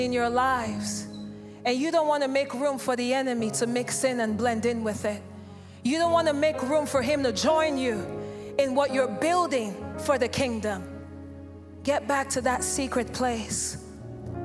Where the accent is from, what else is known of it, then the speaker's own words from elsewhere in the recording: Nigeria; I'm from Nigeria.